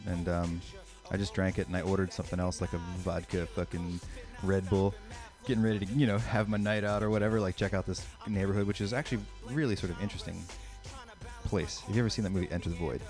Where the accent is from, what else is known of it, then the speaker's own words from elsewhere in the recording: Philadelphia, Pennsylvania, United States; I'm from the Philadelphia area